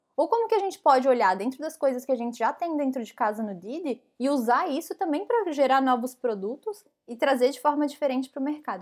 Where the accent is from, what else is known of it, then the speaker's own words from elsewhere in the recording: Brazil; moved away as an adult; eu sou a única PM estrangeira lá dentro. E tem mais um dev também, que é brasileiro